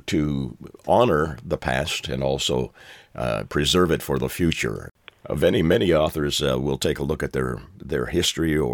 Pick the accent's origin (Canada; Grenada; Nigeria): Canada; moved away; I'm from Canada originally